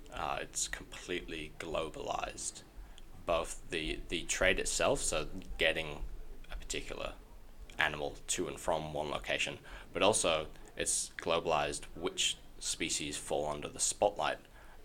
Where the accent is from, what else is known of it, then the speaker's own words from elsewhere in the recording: Yorkshire and the Humber, United Kingdom; now in Adelaide, Australia; So I moved to Adelaide from Yorkshire in the UK about 6 years ago.